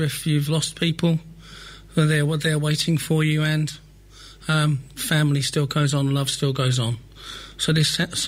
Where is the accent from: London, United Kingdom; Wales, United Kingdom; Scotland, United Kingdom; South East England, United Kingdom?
London, United Kingdom; accent: London; now in St Neots, United Kingdom; No, I was originally from North London.